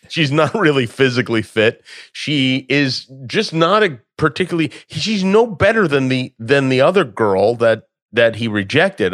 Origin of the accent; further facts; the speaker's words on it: Las Vegas, Nevada, United States; moved away; growing up in Las Vegas